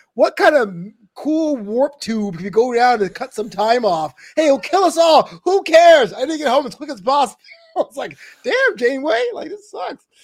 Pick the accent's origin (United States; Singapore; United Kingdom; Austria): United States; New York; I am from New York